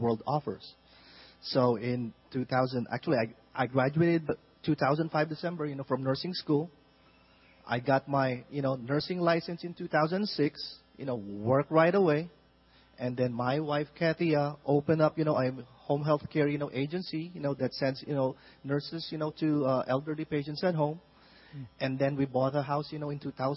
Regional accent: Philippines; moved away as an adult; originally we are from the Philippines.

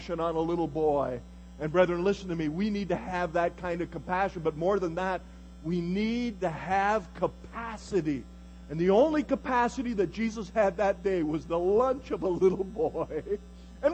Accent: Galt, Ontario, Canada; As a little boy, I was born in 1950 in Galt, Ontario, Canada

